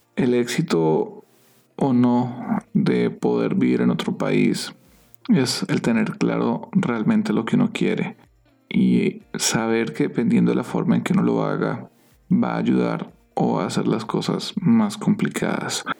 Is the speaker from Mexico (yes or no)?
no; Colombia; moved away as an adult; now in San Diego, United States; ya han pasado cuatro años desde que salimos de Colombia